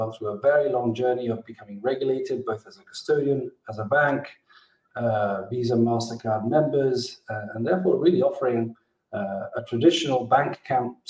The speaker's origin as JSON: {"language": "English", "country": "Gibraltar", "also_born_or_lived": "Mexico", "said": "I'm originally from Gibraltar, which is where I am today."}